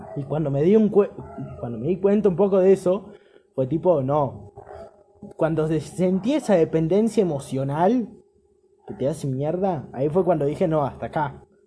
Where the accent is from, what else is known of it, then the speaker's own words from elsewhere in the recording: Argentina; Me siento poco argentino